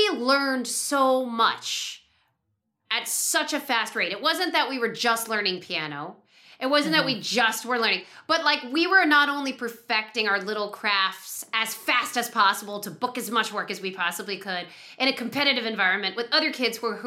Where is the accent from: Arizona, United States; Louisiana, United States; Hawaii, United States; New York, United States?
New York, United States; New York City; also born or lived in California; growing up in the New York child actor world